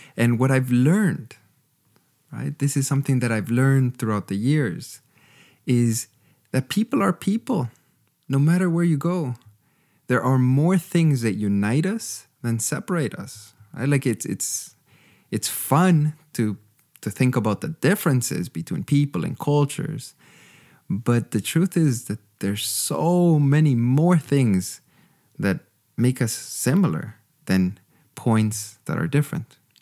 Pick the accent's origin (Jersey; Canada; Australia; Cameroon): Canada; moved away as an adult; also born or lived in Costa Rica / Texas; now in Germany; I grew up with in Canada